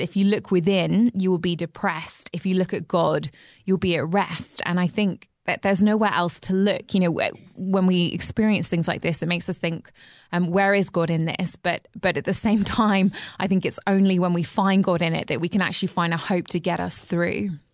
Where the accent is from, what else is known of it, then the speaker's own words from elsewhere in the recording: England, United Kingdom; as an English person